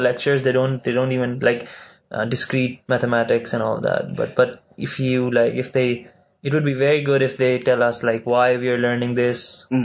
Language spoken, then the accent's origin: English; Pakistan; now in Malaysia; I'm from Pakistan